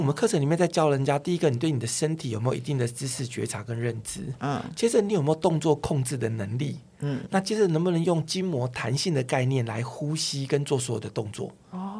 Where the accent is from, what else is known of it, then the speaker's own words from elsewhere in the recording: Taiwan; 我们台湾人